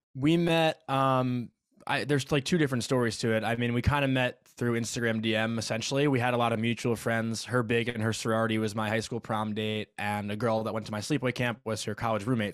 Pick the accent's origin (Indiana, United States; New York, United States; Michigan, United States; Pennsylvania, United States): New York, United States; Syosset; I'm from Syosset, Long Island